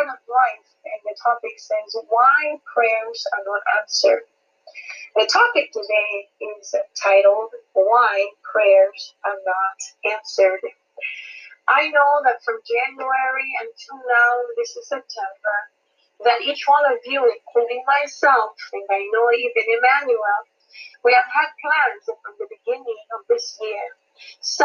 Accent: Malawi; now in Seattle, United States; I am originally from Malawi, Central Africa, but I am in Seattle area in Washington.

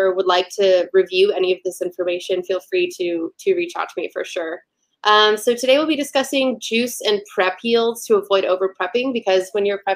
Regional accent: Nashville, Tennessee, United States; moved away as an adult; now in Chicago, United States; I am originally from Nashville. I've been up in Chicago 5 years this week

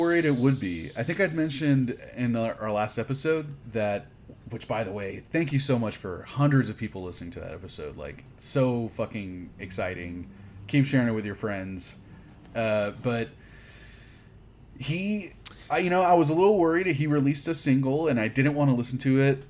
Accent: Houston, Texas, United States; I grew up in Houston

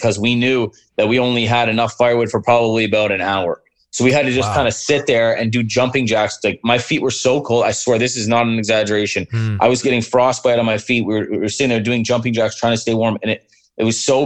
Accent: Windsor, Ontario, Canada; moved away as an adult; now in Sault Ste. Marie, Canada; I grew up in Southern Ontario in Windsor, and it's so close to Detroit that you could literally throw a rock from my house and hit the bridge

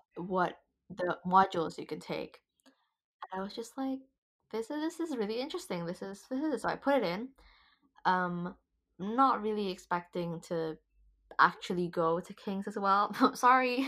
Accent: Indonesia; moved away as an adult; now in London, United Kingdom; I'm from Indonesia originally

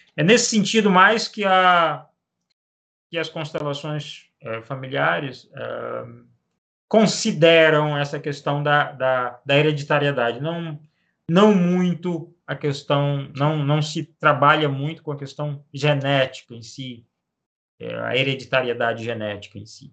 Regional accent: Macapá, Amapá, Brazil; Eu sou natural de, de Macapá, no Amapá, nasci aqui, na, nesta cidade do norte, do extremo norte do país

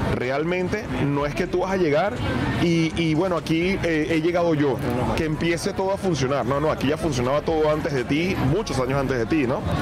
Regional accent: Venezuela; now in Spain; los venezolanos, no accedemos a puestos de alta responsabilidad

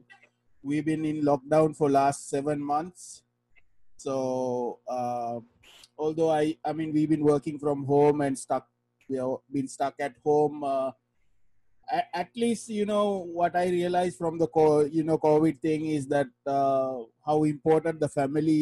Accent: Negombo, Western Province, Sri Lanka; moved away as an adult; So I grew up in Nigambo, Sri Lanka. So I moved here like 15 years ago.

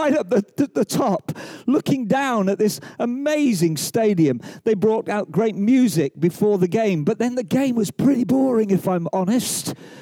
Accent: England, United Kingdom; also born or lived in Wales; I'm an Englishman

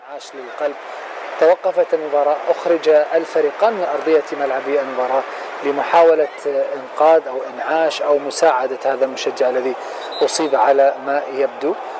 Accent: Egypt; عندنا في مصر

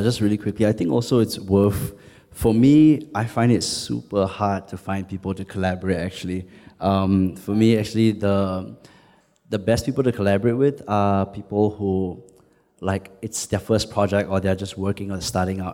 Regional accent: Singapore; I identify more as Southeast Asian than as Singaporean

